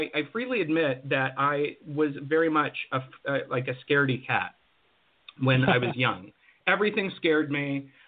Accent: Pennsylvania, United States; also born or lived in New Mexico / Colorado / Arizona; And then we moved to Western Pennsylvania, where I went to high school.

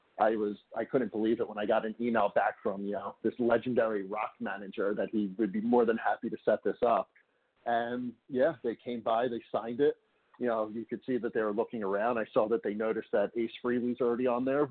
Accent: Lafayette Hill, Pennsylvania, United States; I grew up in Lafayette Hill.

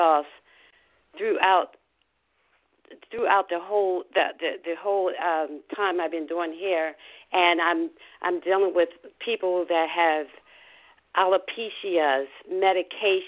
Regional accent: Philadelphia, Pennsylvania, United States; now in Tampa, United States; an old girlfriend that I was brought up with in Philadelphia

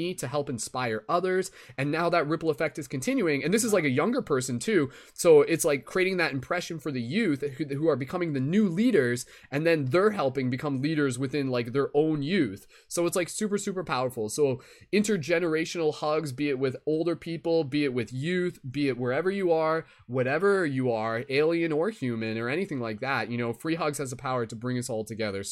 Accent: London, Ontario, Canada; my hometown of London, Ontario, Canada

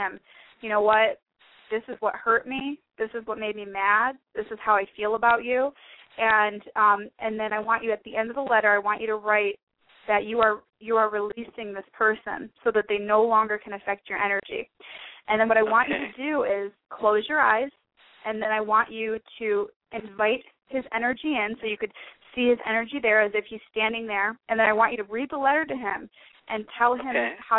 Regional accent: Detroit, Michigan, United States; moved away as an adult; also born or lived in Plymouth, Michigan; now in Arizona, United States; I'm from Detroit, Michigan, and I was running this spiritual women's group in Michigan

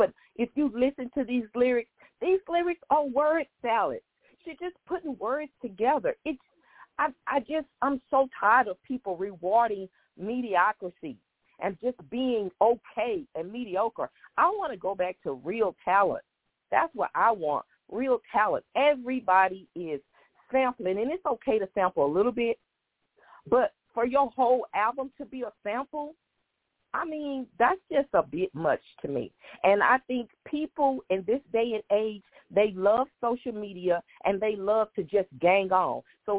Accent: Houston, Texas, United States; And I'm from Houston, and I support Megan.

